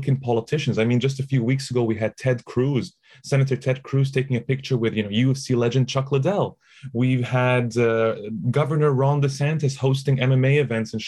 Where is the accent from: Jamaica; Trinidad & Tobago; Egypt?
Egypt; moved away as an adult; also born or lived in Toronto, Canada; I grew up in Egypt